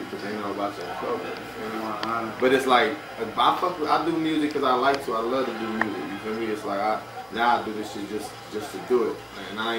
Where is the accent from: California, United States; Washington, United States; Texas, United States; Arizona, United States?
California, United States; Deep East; I come from Deep East Stop in California